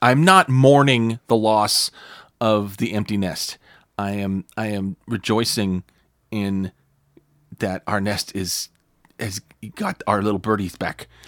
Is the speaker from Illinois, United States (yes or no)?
no; California, United States; I was from California.